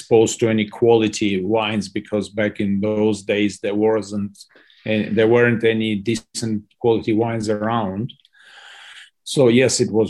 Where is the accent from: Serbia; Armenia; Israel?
Armenia; moved away as an adult; also born or lived in United States / London; I'm born and bred in Armenia. Sort of grew up in Soviet Armenia